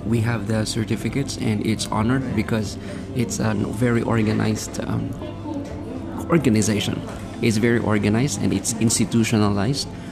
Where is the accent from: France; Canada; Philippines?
Philippines; moved away as an adult; now in Thailand; when I was in my hometown back in the Philippines